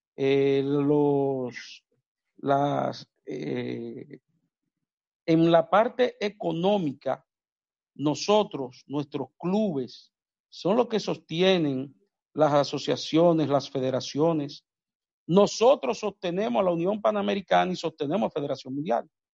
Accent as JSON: {"language": "Spanish", "country": "Dominican Republic", "said": "en mi país, República Dominicana"}